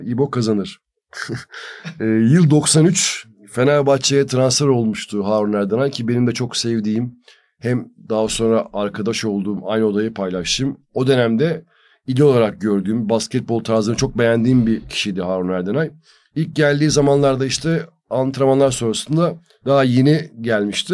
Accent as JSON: {"language": "Turkish", "country": "Turkey", "said": "bir Türk olarak"}